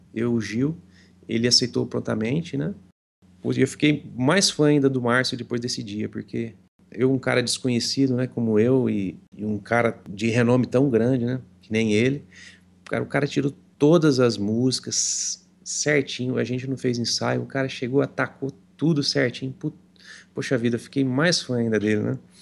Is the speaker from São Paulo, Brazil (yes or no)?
yes; Franca, São Paulo, Brazil; Eu sou de Franca, né? Estado de São Paulo.